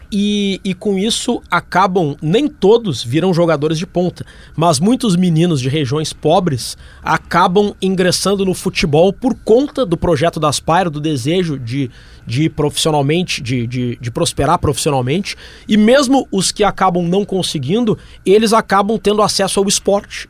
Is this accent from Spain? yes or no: no; Porto Alegre, Rio Grande do Sul, Brazil; Eu sou gaúcho de Porto Alegre